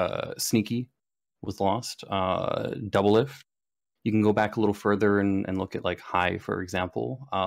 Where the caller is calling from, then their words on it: Burlington, Ontario, Canada; Hello, I am calling from Burlington, Ontario.